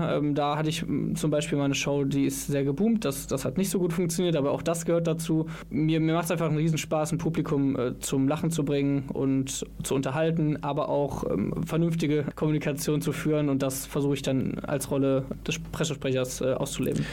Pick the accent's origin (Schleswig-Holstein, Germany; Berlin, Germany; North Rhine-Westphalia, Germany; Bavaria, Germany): North Rhine-Westphalia, Germany; Viersen; moved away as an adult; also born or lived in Mönchengladbach; now in Cologne, Germany; ursprünglich komme ich aber aus Viersen, also nicht ganz so weit weg.